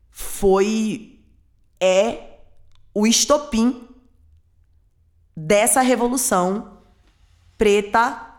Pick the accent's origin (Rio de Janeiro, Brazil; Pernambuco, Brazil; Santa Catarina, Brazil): Pernambuco, Brazil; Olinda and Palmares; also born or lived in Recife; eu nasci no Recife e cresci entre Olinda e Palmares. Meus pais separados. Eu sempre tive em contato com os dois. Então eu ficava entre o interior, que é a zona da mata, de Pernambuco, Palmares.